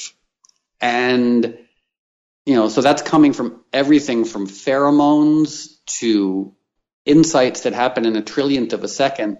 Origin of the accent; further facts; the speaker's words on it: New York City, New York, United States; now in Los Angeles, United States; I grew up in and around New York City, surrounded by people who work in finance.